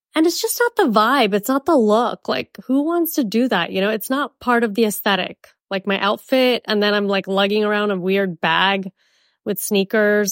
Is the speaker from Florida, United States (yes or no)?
yes; Miami, Florida, United States; also born or lived in Mumbai, India; now in Scottsdale, United States; I'm from Miami